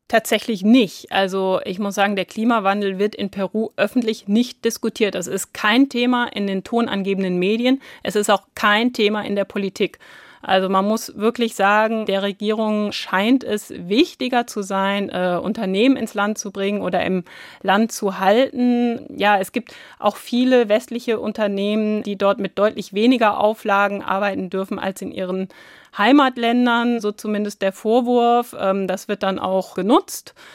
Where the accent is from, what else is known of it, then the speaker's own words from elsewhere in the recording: Hamburg, Germany; Ich komme aus Hamburg